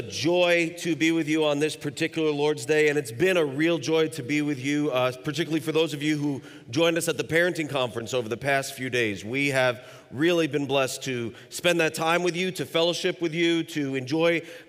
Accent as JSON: {"language": "English", "region": "Kentucky", "country": "United States", "said": "I mean, we hail from Kentucky, a landlocked state"}